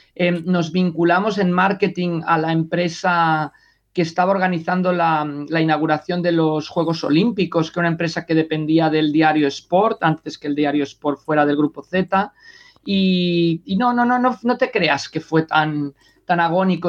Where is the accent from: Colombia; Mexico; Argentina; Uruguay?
Mexico; also born or lived in Sant Cugat del Vallès, Spain; now in Spain; cuando crecí en México